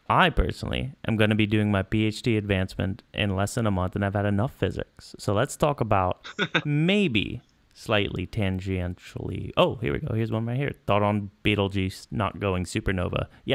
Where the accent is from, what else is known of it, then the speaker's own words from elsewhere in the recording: Northern Virginia, United States; I'm from Nova.